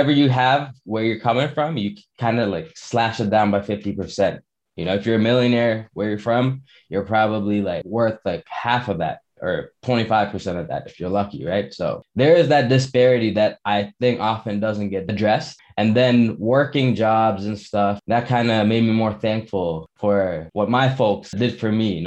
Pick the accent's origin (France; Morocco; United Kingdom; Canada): Canada; Toronto, Ontario; also born or lived in Montreal, Quebec; I was born in Montreal, Quebec, and we moved to Toronto